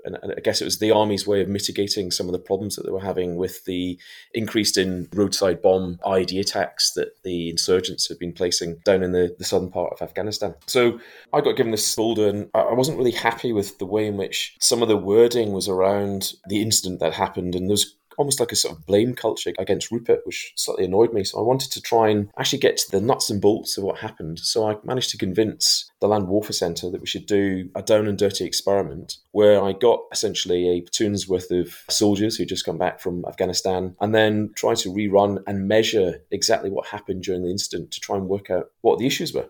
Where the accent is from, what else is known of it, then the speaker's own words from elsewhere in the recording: Scotland, United Kingdom; I'm actually in Scotland